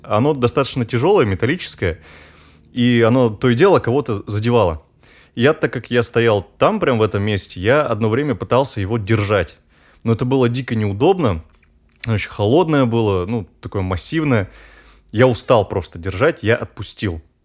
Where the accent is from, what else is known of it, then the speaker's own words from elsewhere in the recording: Urals, Russia; А я сам с Урала, и получается, зимы там такие, ну, по, посуровее, чем, э, в центральной России